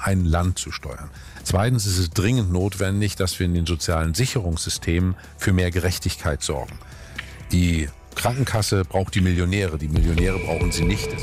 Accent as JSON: {"language": "German", "region": "Northern Germany", "country": "Germany", "said": "als Norddeutscher"}